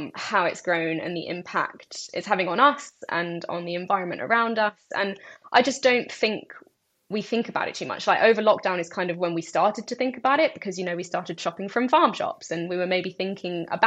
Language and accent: English; United Kingdom; I'm British Iraqi, but I generally refer to myself more as Middle Eastern because I feel more Middle Eastern. I've never been to Iraq. I was born in the UK.